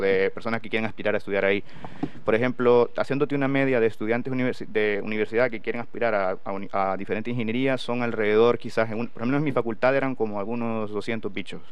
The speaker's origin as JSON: {"language": "Spanish", "region": "San Miguel", "country": "El Salvador", "tie": "born or raised there", "moved": "as an adult", "lives_now": "Valladolid, Spain", "said": "yo soy originario de San Miguel, el departamento de San Miguel y la ciudad de San Miguel"}